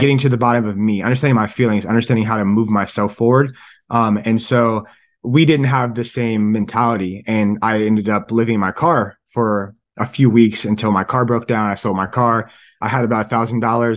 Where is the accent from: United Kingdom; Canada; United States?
United States; Columbus, Ohio; also born or lived in San Francisco / Michigan / Davidson College; I'm from Columbus, Ohio, and it's like, it's freezing here